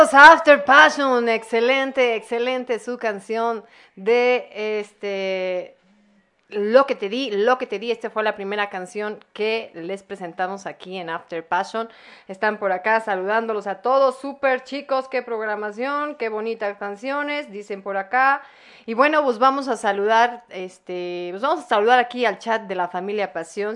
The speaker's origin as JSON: {"language": "Spanish", "country": "Mexico", "also_born_or_lived": "State of Mexico", "said": "somos totalmente mexicanos"}